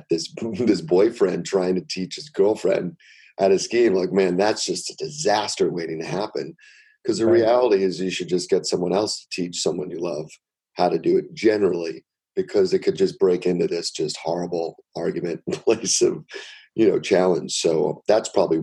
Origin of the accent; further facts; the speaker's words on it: New York City, New York, United States; I grew up in New York City